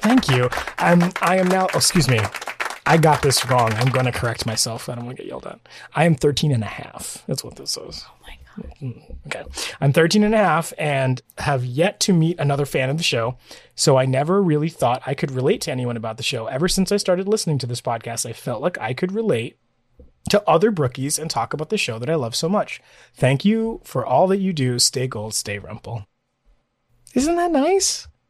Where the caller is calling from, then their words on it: Columbus, Ohio, United States; I'm from Columbus, Ohio. I apologize in advance for any Ohio slander we may have said.